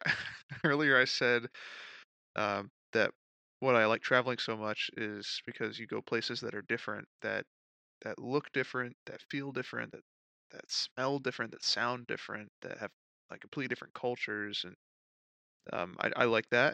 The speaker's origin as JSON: {"language": "English", "country": "United States", "said": "as an American"}